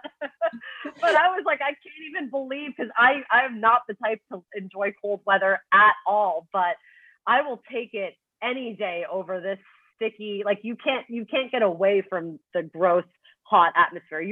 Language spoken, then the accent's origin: English; Toronto, Ontario, Canada; now in Manhattan, United States; I'm from Toronto, so I'm used to like snow, you know, and like cold weather